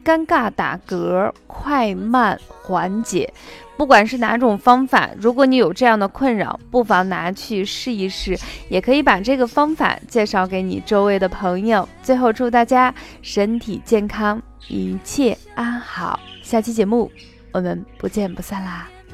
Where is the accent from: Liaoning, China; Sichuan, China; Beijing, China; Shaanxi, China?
Shaanxi, China; accent: Shaanxi dialect; 这个柿地我们陕西话叫柿子板